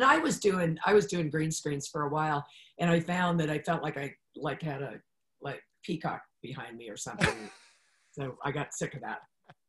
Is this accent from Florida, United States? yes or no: yes; Orlando, Florida, United States; I grew up in Orlando, Florida. I'm one of the few people that was born in Orlando, Florida. And I was the youngest of four children. And my parents moved to Orlando because they thought it was going to be a nice small town.